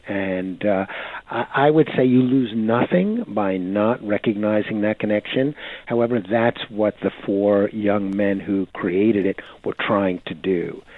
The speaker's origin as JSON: {"language": "English", "country": "United States", "said": "My Shakespeare as an American is different than your Shakespeare as Brits"}